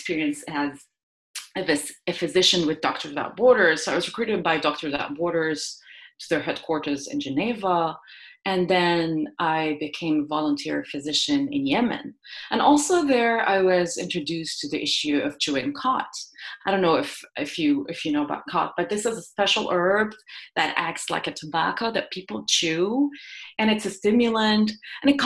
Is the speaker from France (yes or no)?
no; Jordan; moved away as an adult; also born or lived in Iowa, United States; now in San Diego, United States; I grew up in the Middle East in a country where, you know, public health was not a distinct science, but there were a lot of social determinants of health, if you want, such as living in a war zone. You know, we're in a country in Jordan